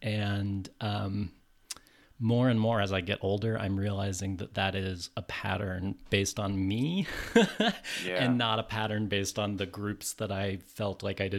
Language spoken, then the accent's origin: English; California, United States; also born or lived in New York; I'm from California. Lived in New York for a long time.